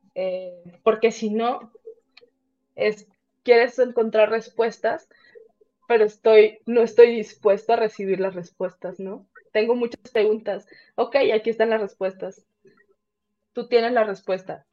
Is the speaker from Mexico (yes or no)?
yes; Tampico, Tamaulipas, Mexico; moved away as an adult; now in Querétaro, Mexico; yo vengo a Querétaro, yo soy, yo soy de Tampico, vengo a Querétaro porque hay demasiada industria